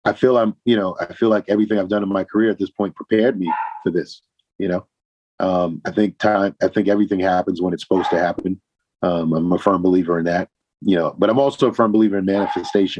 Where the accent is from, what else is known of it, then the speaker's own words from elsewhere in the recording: Boston, Massachusetts, United States; I'm originally from Boston